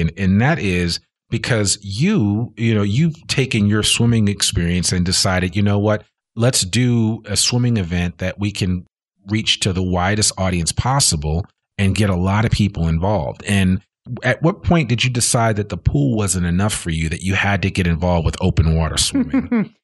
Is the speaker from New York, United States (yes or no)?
no; New Jersey, United States; I grew up in New Jersey.